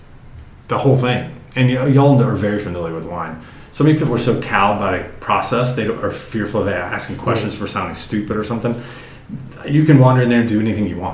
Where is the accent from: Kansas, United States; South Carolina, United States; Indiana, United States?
South Carolina, United States; now in Calistoga, United States; I grew up in South Carolina